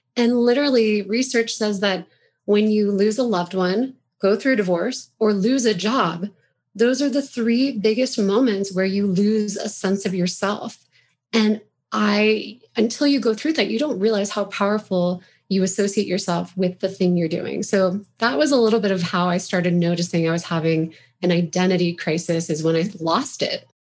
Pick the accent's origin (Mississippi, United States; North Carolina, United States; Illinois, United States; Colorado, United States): Colorado, United States; Roaring Fork Valley; also born or lived in Pennsylvania / Chicago; I grew up in the Longfork Valley by Aspen and Snowmass